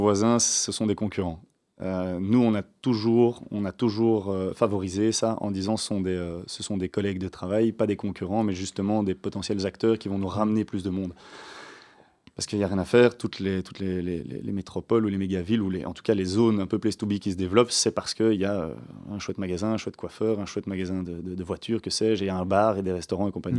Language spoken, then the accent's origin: French; Waterloo, Wallonia, Belgium; Waterloo, c'est d'ancienneté. On est de Waterloo